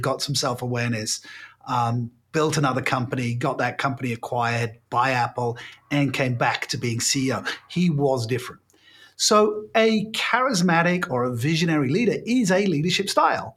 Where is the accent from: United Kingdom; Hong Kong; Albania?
United Kingdom; I'm British by birth